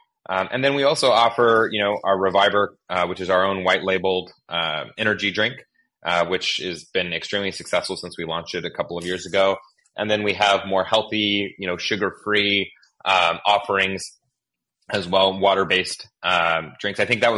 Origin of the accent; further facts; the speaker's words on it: Pacific Northwest, United States; also born or lived in Northern California / Southern California; just to also kind of emphasize my own background, I'm from the West Coast.